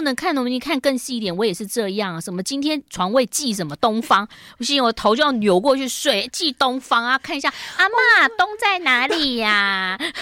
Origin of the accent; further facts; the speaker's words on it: Yilan County, Taiwan; 我的小时候童年在宜兰过得觉得也蛮开心的，只是说因为爸妈都在上班，所以我就是被丢在那个幼稚园，幼儿园